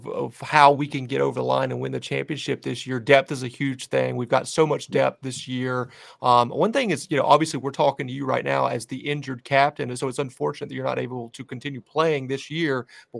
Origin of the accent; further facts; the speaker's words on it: the South, United States; as a Southerner